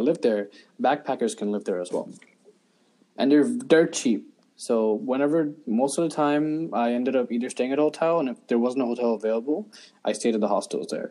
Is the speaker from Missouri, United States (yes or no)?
no; New York City, New York, United States; also born or lived in Dhaka, Bangladesh; I moved here back when I was 4 years old